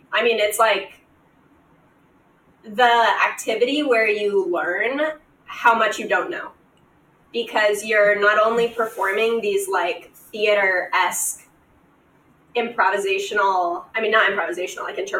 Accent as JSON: {"language": "English", "region": "Nebraska", "country": "United States", "tie": "born or raised there", "said": "I grew up in Nebraska, where there is very few bodies of water."}